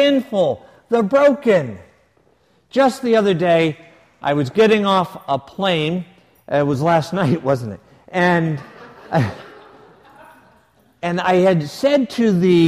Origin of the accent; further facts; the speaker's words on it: United States; we're from the States